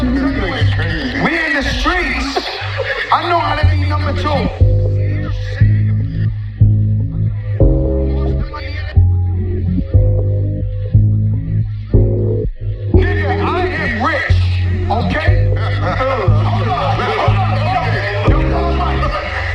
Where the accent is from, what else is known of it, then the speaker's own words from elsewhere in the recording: Florida, United States; also born or lived in New Orleans / Orlando / Miami / North Carolina; I'm a Florida boy. I was raised in Florida